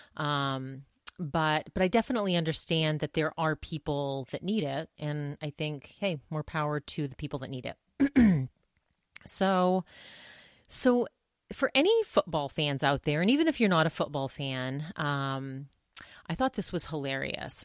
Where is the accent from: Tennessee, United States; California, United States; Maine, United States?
Maine, United States; moved away; also born or lived in New Hampshire / Massachusetts / Vermont; I grew up in Maine